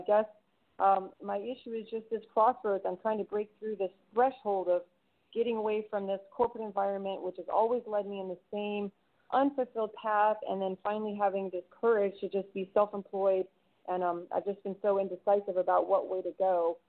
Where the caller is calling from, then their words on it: Clearwater, Florida, United States; Hi, this is … in Clearwater.